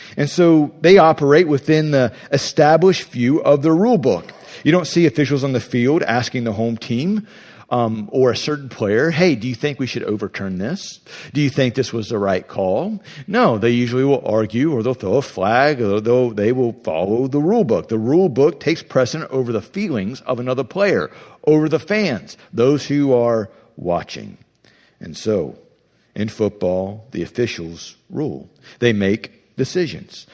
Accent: Ohio, United States; I'm from Ohio.

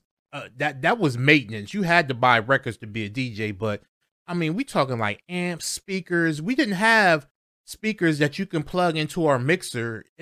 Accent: Delaware, United States; I was from Delaware

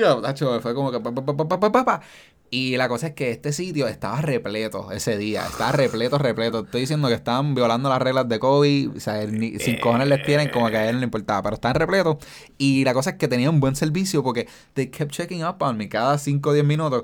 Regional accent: Caguas, Puerto Rico; como yo soy de Caguas

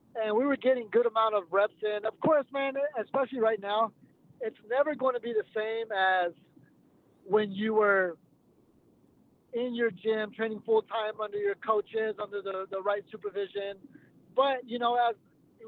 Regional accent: Texas, United States; because I'm from Texas

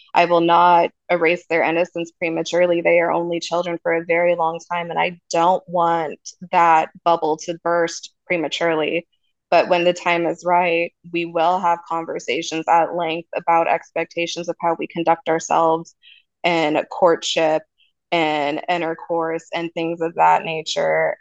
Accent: Redding, California, United States; my hometown in Redding, California

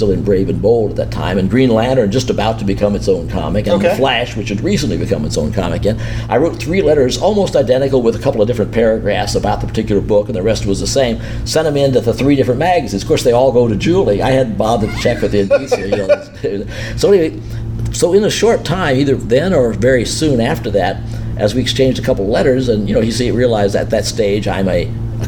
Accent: Jackson, Missouri, United States; my hometown of Jackson, Missouri

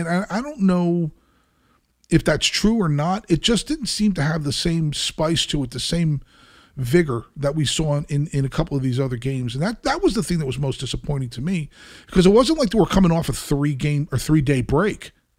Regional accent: Brazil; I'm from Brazil.

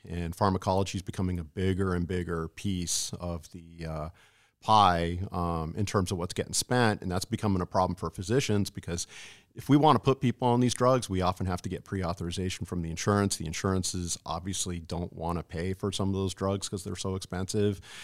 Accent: California, United States; moved away as an adult; also born or lived in San Antonio, Texas / Massachusetts; now in Alaska, United States; I grew up in California

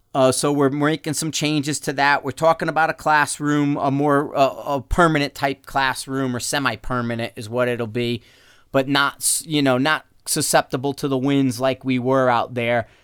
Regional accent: Connecticut, United States; moved away; I'm from Connecticut

